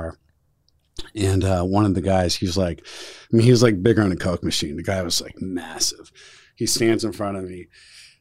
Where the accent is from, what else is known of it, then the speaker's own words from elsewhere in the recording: Southern California, United States; moved away as an adult; I grew up in Southern California.